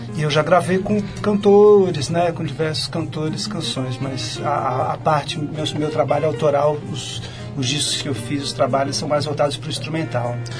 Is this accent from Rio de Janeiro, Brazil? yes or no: no; São Paulo, Brazil; Eu sou nascido, crescido, vivido, ainda não morrido aqui em São Paulo mesmo.